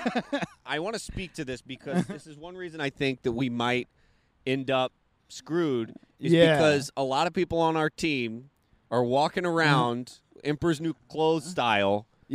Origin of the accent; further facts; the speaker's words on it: California, United States; as a Californian.